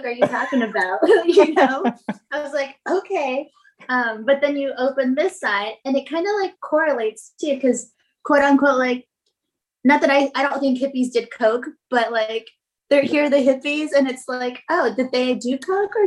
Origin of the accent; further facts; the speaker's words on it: Las Vegas, Nevada, United States; I'm from Las Vegas